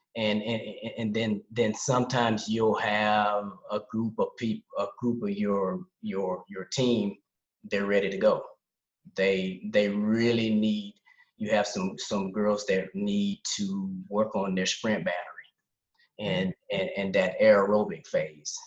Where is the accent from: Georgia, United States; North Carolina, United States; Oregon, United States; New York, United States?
North Carolina, United States; Charlotte; moved away as an adult; now in Essen, Germany; I'm originally from Charlotte, North Carolina. Uh, I've been in Germany